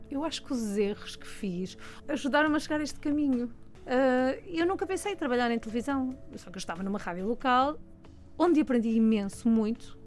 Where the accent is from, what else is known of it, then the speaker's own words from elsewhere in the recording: Almada, Setúbal, Portugal; pelo contexto onde eu cresci, em Almada, eh, e todo aquele distrito de Setúbal